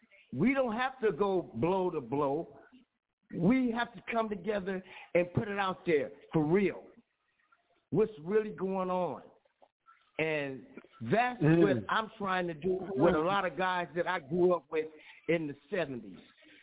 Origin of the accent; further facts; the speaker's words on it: Watts, California, United States; I grew up in Watts, in Compton area. I'm 66 years old. I've been in all the riots.